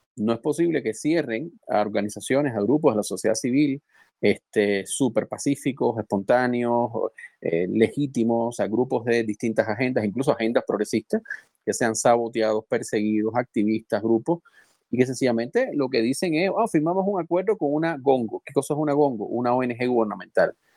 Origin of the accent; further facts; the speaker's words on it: Cuba; moved away; Los cubanos